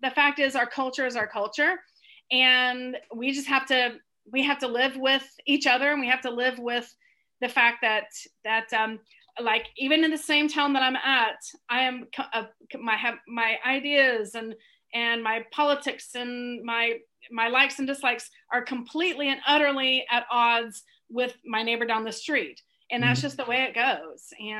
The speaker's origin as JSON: {"language": "English", "region": "Southern United States", "country": "United States", "tie": "born or raised there", "lives_now": "Northern United States", "said": "I've lived my adult life in the North, but I was born and raised deep in the South."}